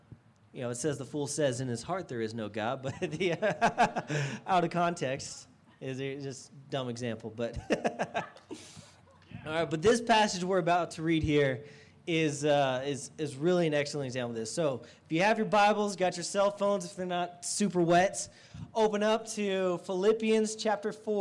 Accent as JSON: {"language": "English", "town": "Estes Park", "region": "Colorado", "country": "United States", "tie": "born or raised there", "also_born_or_lived": "Texas", "moved": "as an adult", "said": "I grew up in Estes Park. This is about an hour and a half down the road. I lived there most of my life until college"}